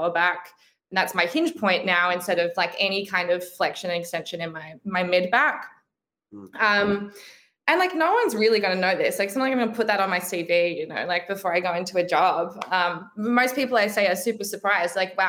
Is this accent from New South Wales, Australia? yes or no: no; Brisbane, Queensland, Australia; I'm from Brisbane. So I like, that's kind of home